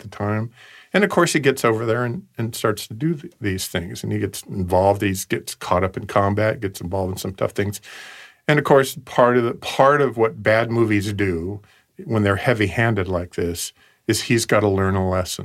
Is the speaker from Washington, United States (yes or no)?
no; West Coast, Oregon, United States; I grew up on the West Coast